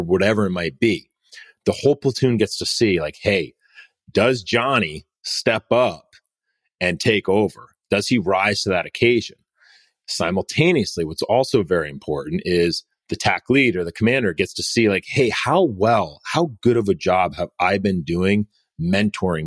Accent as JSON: {"language": "English", "country": "United States", "tie": "born or raised there", "said": "we live in America, right? We were born, I was born here."}